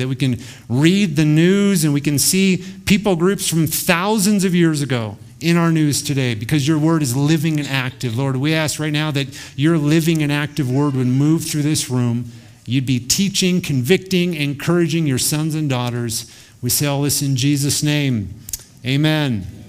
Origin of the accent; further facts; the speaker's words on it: United States; My ancestors come from Europe, but I'm an American now.